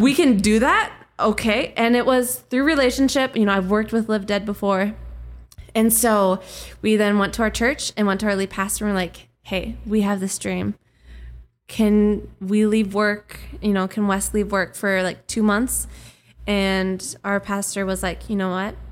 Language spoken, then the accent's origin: English; Minnesota, United States; accent: Minnesotan; growing up in Minnesota